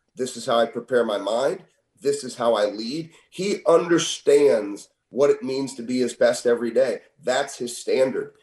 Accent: St. Louis, Missouri, United States; I'm from St. Louis.

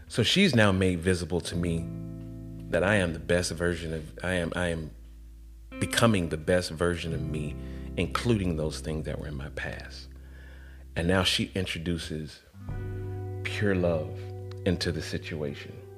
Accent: Atlanta, Georgia, United States; also born or lived in College Park, Georgia; I come from Atlanta where I didn't know anything other than seeing black all around me

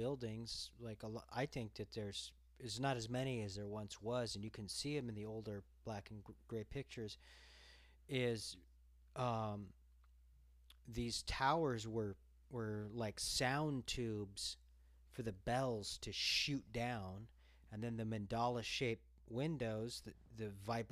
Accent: Los Angeles, California, United States; moved away; I'm from Los Angeles

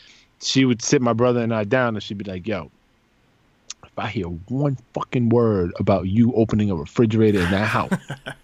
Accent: New York City, New York, United States; I grew up in the Bronx

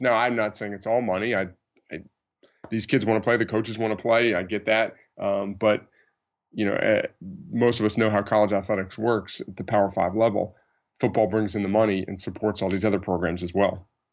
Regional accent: New Jersey, United States; moved away; I grew up in New Jersey, North Jersey

